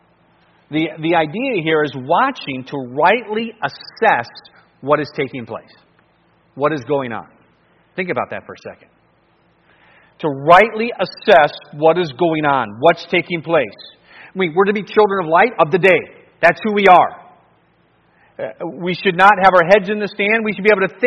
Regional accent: Cleveland, Ohio, United States; I grew up in Cleveland

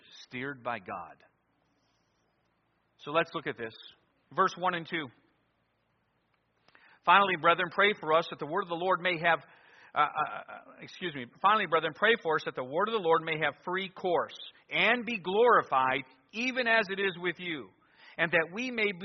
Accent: near Lodi, Ohio, United States; an independent fundamental Baptist church near my hometown. I was in Lodi, Ohio at Victory Baptist Church

